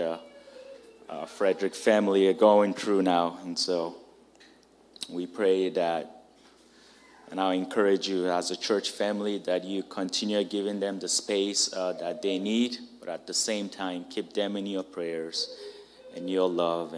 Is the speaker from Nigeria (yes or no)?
yes; Nigeria; now in United States; I'm Nigerian